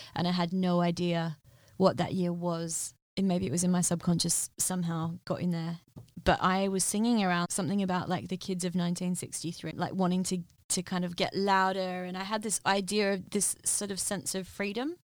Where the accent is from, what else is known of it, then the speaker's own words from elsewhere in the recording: Western Australia, Australia; moved away as an adult; now in London, United Kingdom; being from Australia